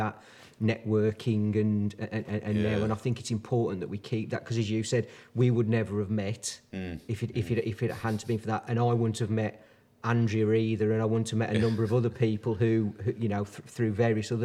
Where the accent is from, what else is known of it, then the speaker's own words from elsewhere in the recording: Dudley, West Midlands, United Kingdom; also born or lived in Birmingham; now in Wombourne, United Kingdom; I was born and bred in the Black Country. So I was born in Dudley originally, or on the outskirts